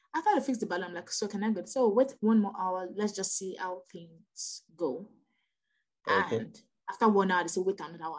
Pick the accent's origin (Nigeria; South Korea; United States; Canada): Nigeria; I'm Nigerian